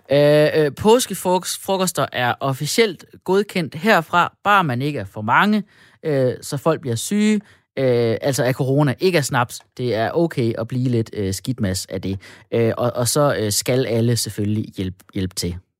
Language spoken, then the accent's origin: Danish; Denmark; vi danskere